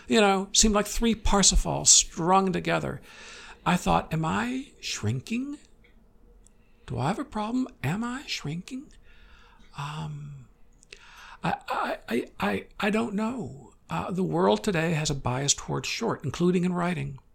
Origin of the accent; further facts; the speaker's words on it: Midwest, United States; growing up in the Midwest